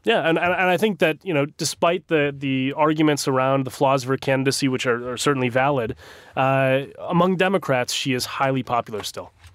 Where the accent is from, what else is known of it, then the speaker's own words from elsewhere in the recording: Minnesota, United States; my home state of Minnesota